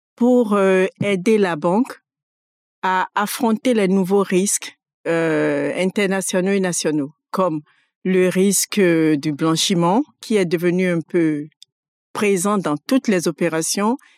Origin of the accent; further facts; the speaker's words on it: Abomey, Zou, Benin; moved away as an adult; also born or lived in Porto-Novo, Benin; now in France; Je suis née au Bénin, à Abomé, Et j'ai grandi, j'ai fait une partie de mon enfance dans la ville d'où sont partis les trésors Abomé. J'y suis restée jusqu'à l'entrée en sixième et je suis passée après à Porto Novo où j'ai fait le collège et le lycée